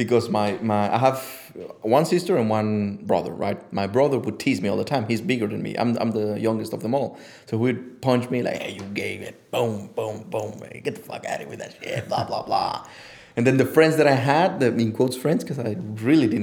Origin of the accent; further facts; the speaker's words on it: Mexico City, Mexico; moved away; Mexico City